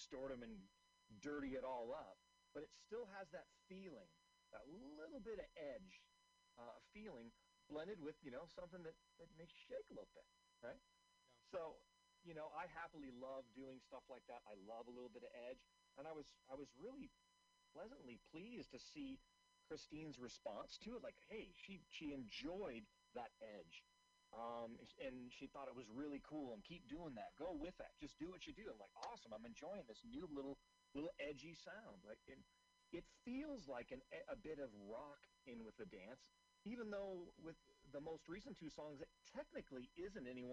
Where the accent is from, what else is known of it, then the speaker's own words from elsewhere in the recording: Seattle, Washington, United States; I'm originally from Seattle